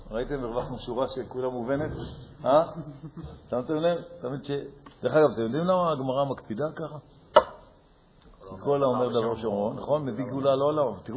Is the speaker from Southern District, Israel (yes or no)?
no; Jerusalem, Jerusalem District, Israel; נכון. אני ירושלמי.